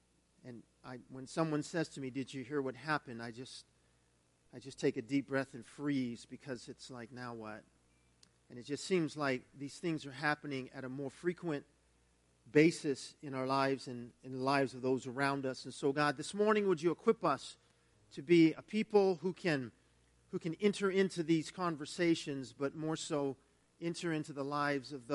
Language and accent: English; United States; being an American of German descent